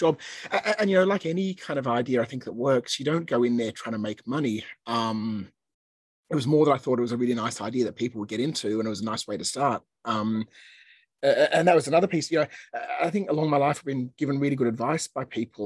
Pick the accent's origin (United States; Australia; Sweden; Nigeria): Australia; moved away as an adult; now in Hong Kong; we worked for a year in Australia, where I grew up